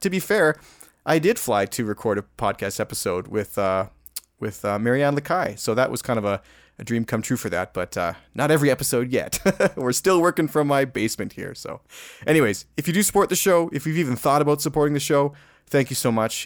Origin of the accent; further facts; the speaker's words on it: Alberta, Canada; I'm from Alberta, Alberta